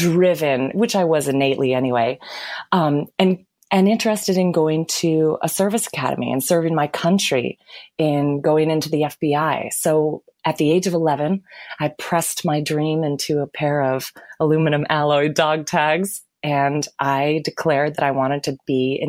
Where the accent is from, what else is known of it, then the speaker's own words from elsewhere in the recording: Lansing, Michigan, United States; I was born and raised in Lansing, Michigan.